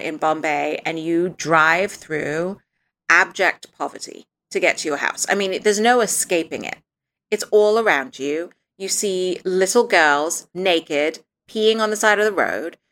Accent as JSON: {"language": "English", "region": "Dubai", "country": "United Arab Emirates", "tie": "born or raised there", "moved": "yes", "said": "When I was little, I grew up in Dubai"}